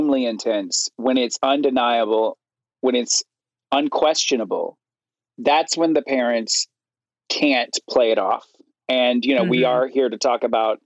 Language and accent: English; Florence, Alabama, United States; I was living in the first house I grew up in Florence, Alabama